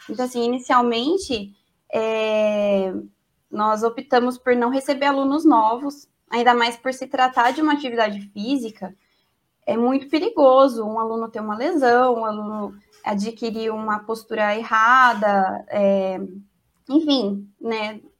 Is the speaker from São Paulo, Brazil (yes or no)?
yes; Campinas, São Paulo, Brazil; mas eu sou de Campinas e aqui não é assim, né?